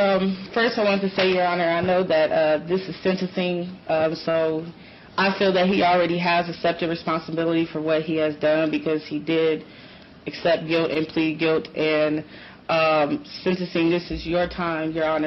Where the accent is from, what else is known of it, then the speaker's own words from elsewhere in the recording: Detroit, Michigan, United States; From Chicago, I'm from Detroit.